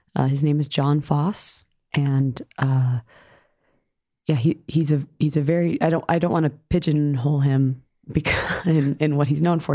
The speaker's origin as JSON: {"language": "English", "region": "New York", "country": "United States", "tie": "born or raised there", "said": "I grew up in New York."}